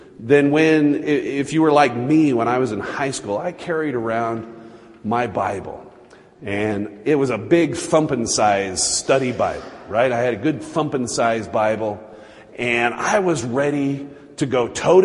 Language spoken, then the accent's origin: English; Utah, United States; I was Baptist growing up in Utah.